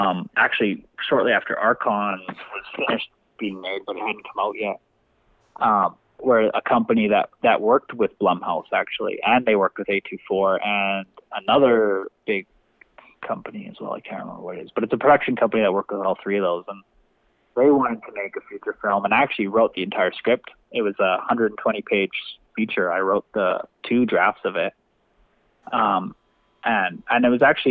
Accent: Canada; as a Canadian

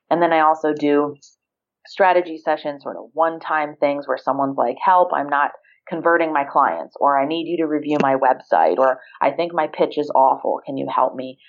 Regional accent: Ohio, United States; moved away as an adult; also born or lived in Virginia / Maryland; I grew up in Ohio.

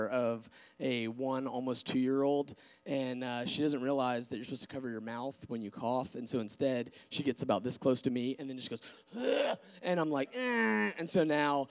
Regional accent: Snellville, Georgia, United States; I am Gwinnett County, born and raised. I'm from just down the way a little bit in Snellville

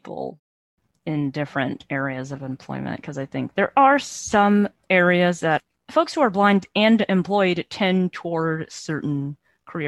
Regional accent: Michigan, United States; I'm from Michigan

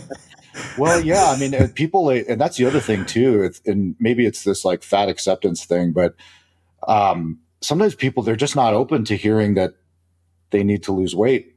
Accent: Spain; moved away; I was born I was born in Spain

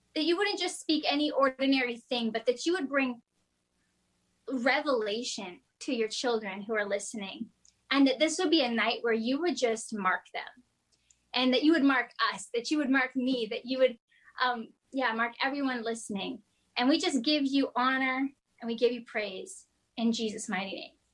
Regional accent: Kingston, Ontario, Canada; I'm from Kingston, Ontario. Um, actually, I grew up in the country in a rural area outside of Kingston.

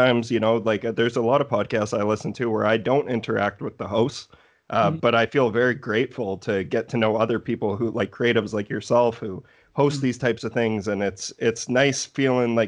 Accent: Canada; also born or lived in Saskatoon; I'm a Canadian boy

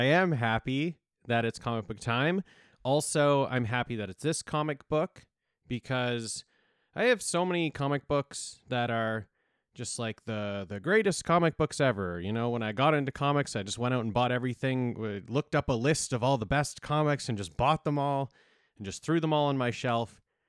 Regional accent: Canada; Yeah, we're just like we're the little brothers to the States.

